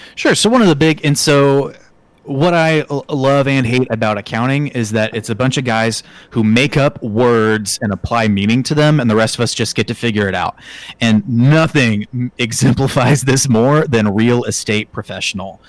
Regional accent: Oklahoma City, Oklahoma, United States; moved away as an adult; now in Kansas, United States; I'm an Oklahoma boy, born and raised in Oklahoma City

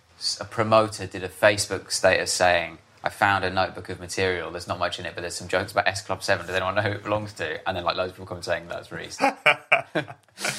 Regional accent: Harpenden, East of England, United Kingdom; I grew up in Harpenden in Hertfordshire.

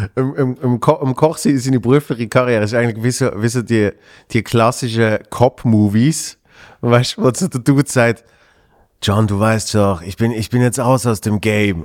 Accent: Switzerland; bei uns in der Schweiz

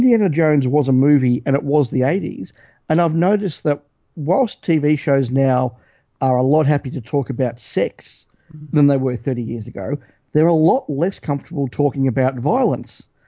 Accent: Australia; stuff that we would have watched as kids growing up in Australia on the ABC

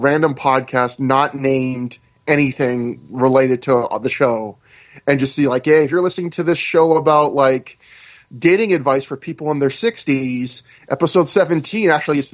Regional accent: Canada; I'm Canadian

